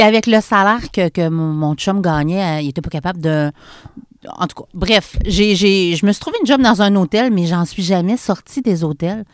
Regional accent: Charny, Quebec, Canada; also born or lived in Montreal; je suis une fille de Charny, born and raised. Je suis née à Charny

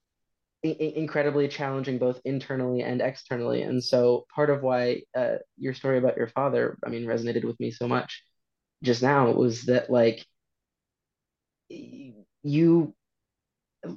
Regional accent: St. Paul, Minnesota, United States; moved away as an adult; now in London, United Kingdom; I grew up primarily in the Twin Cities, primarily St. Paul

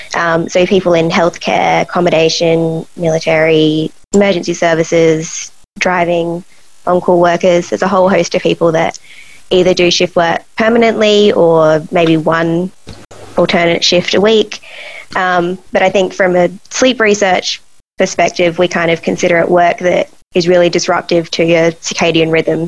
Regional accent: Adelaide, South Australia, Australia; I was um, born Adelaide and all through high school in Adelaide, and then um, did psychology at uni here

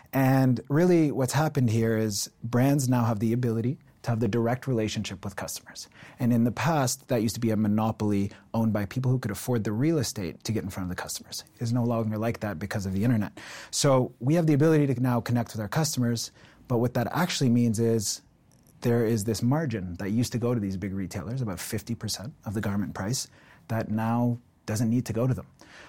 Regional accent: Ontario, Canada; I think my entire life, I grew up in Ontario, and my entire life, I had this sense that I was always going to start my own business.

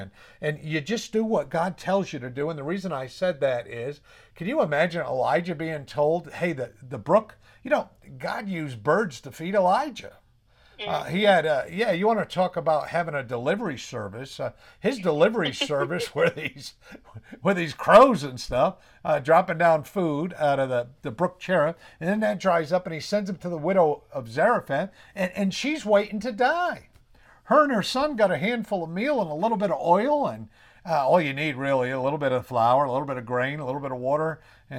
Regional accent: New England, United States; accent: New England

